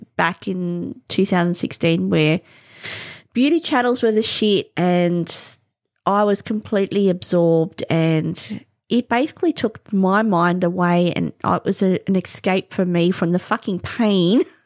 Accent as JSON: {"language": "English", "country": "Australia", "said": "as an Australian"}